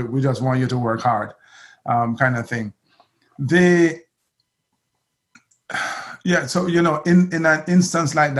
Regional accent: Jamaica; I'm Jamaican

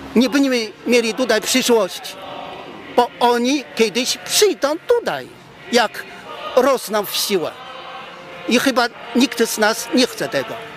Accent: Vietnam; now in Poland; Ja pochodzę z sąsiedniego kraju, z Wietnamu

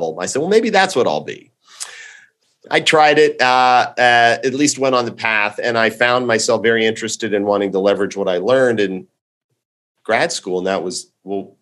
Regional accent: Montgomery County, Maryland, United States; also born or lived in Washington, D.C.; I'm a Washingtonian native. I grew up in the Washington, D.C. area in the suburbs of Maryland, Montgomery County

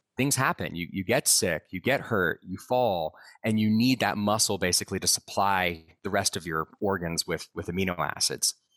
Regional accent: Austin, Texas, United States; now in Boulder, United States; I grew up in Austin, Texas.

